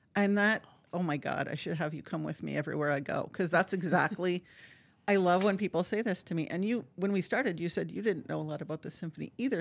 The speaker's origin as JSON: {"language": "English", "town": "Marquette", "region": "Michigan", "country": "United States", "moved": "as an adult", "lives_now": "Appleton, United States", "said": "I'm from Marquette, Michigan, so you can't get much mm. farther north without swimming to Canada"}